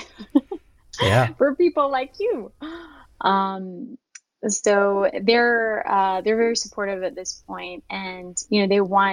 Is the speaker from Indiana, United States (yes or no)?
no; Southwest Virginia, United States; I grew up in Southwest Virginia, where we were the only Muslims for hours